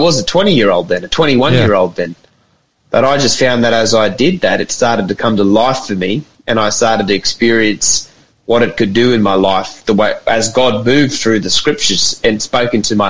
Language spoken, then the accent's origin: English; Atherton Tablelands, North Queensland, Australia; I grew up in the Atherton Tablelands